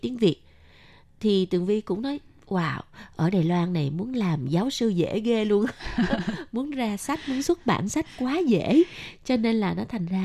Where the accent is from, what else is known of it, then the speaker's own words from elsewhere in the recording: Ho Chi Minh City, Vietnam; thì như mình miền nam mình ở sài gòn mình đi học uh, chữ cái với cô giáo thì đa phần cô giáo của mình cũng là người miền Nam